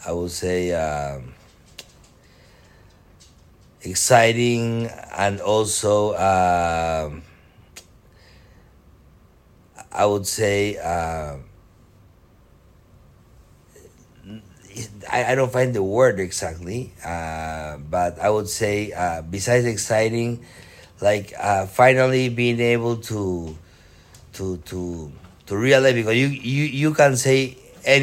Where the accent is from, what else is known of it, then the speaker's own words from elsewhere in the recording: Peru; also born or lived in Osaka, Japan / United States; I was born in Peru. I look more Japanese, but I would say my heart and my soul are 100% Peruvian